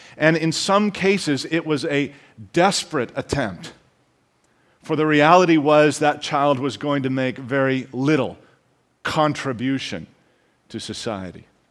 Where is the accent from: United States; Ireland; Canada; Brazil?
Canada; I am intending to speak as a Canadian